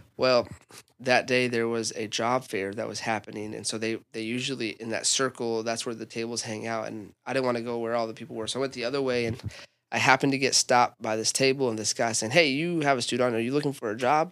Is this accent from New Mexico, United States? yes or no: yes; Albuquerque, New Mexico, United States; now in Tulsa, United States; I was born and raised in Albuquerque, grew up in a church.